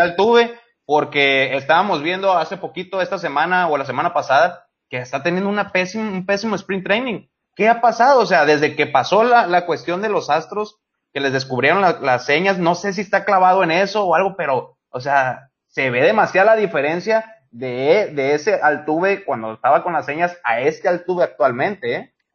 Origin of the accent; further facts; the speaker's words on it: Mexico; como mexicano